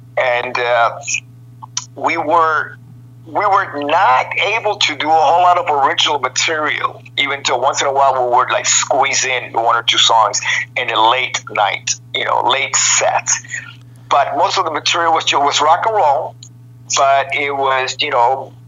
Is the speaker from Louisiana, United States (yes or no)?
no; Miami, Florida, United States; moved away; also born or lived in Midwest / Hollywood; I grew up in Miami.